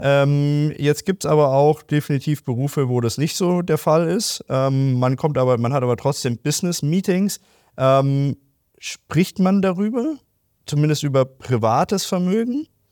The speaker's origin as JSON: {"language": "German", "country": "Germany"}